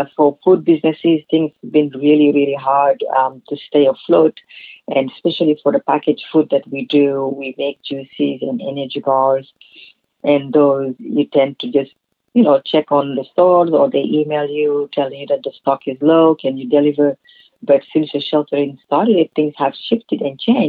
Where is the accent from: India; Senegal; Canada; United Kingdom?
Senegal; moved away; also born or lived in California; where I grew up in Senegal